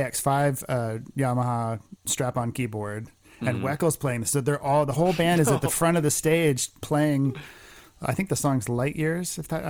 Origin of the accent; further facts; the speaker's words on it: New Jersey, United States; Because I grew up in New Jersey in the 80s